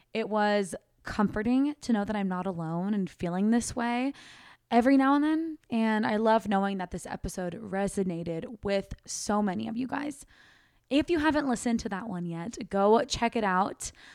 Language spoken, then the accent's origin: English; Sacramento, California, United States; moved away as an adult; now in Austin, United States; our hometown